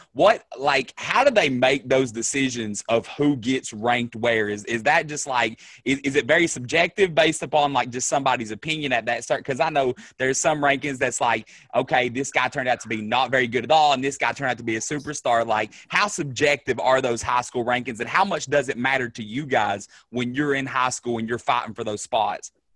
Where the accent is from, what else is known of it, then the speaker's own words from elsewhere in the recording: Kentucky, United States; I've born and raised in Kentucky